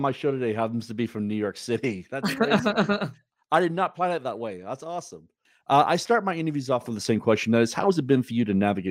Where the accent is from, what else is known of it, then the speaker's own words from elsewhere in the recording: Wales, United Kingdom; moved away; I'm originally from Wales and rugby is my national sport.